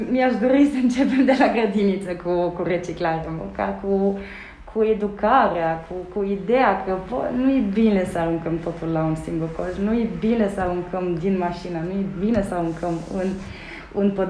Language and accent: Romanian; Germany; Romanian is a second language; now in Romania; Eu sunt uh, născută și crescută în Germania, cu părinții nemți, uh, nu avem nicio legătură de rude cu, cu România.